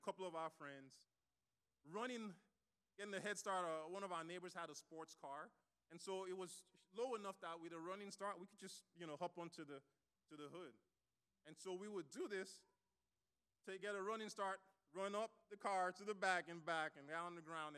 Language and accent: English; Nigeria; moved away; I grew up in Nigeria, so we got all kinds of punishment